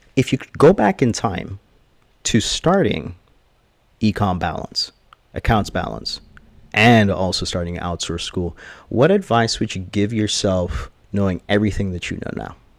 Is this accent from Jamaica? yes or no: yes; Jamaica; I am Jamaican, uh, 100%, uh, born and raised.